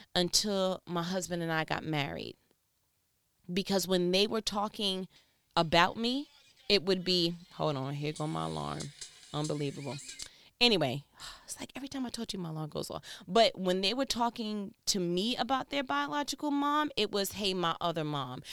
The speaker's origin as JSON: {"language": "English", "region": "New York", "country": "United States", "said": "I'm from New York"}